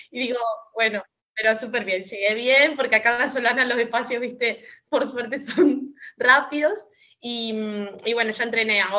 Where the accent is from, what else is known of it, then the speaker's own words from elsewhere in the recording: Córdoba, Argentina; moved away; porque vengo de Córdoba, una ciudad muchísimo más grande y demás.